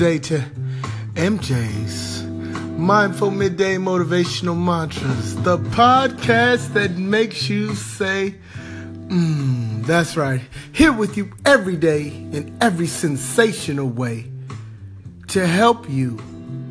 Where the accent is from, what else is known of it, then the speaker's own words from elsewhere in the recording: Southern California, United States; I'm from Southern California